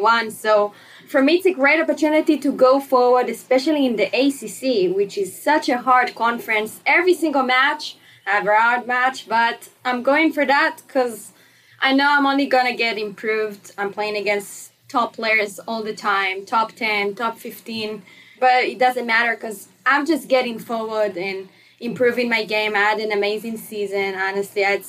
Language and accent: English; Herzliya, Tel Aviv District, Israel; moved away as an adult; now in Blacksburg, United States; I'm from Israel, actually, Herzliya, Israel